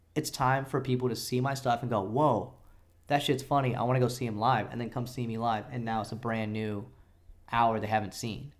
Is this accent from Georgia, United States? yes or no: yes; Atlanta, Georgia, United States; moved away; I grew up in Atlanta, so I was embedded in that culture.